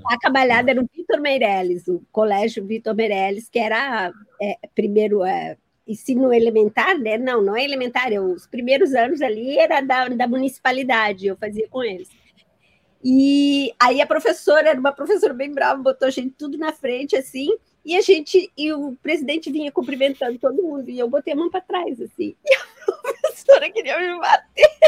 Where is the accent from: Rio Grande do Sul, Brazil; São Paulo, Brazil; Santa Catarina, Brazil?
Santa Catarina, Brazil; Itajaí; Eu sou de Itajaí, o berço da oligarquia catarinense